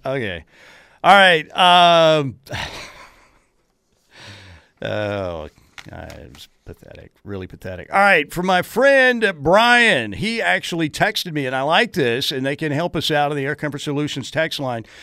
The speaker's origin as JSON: {"language": "English", "town": "Norman", "region": "Oklahoma", "country": "United States", "tie": "born or raised there", "said": "my days growing up in God's country in Norman, Oklahoma"}